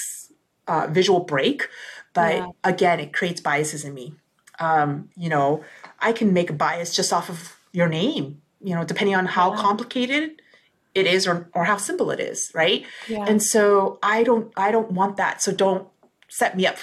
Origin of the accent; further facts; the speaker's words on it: South Korea; I'm from South Korea